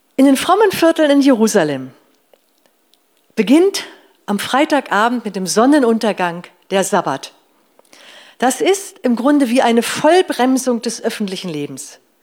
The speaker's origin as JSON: {"language": "German", "region": "Northern Germany", "country": "Germany", "tie": "born or raised there", "said": "Bei uns zu Hause früher, ich komme aus Norddeutschland"}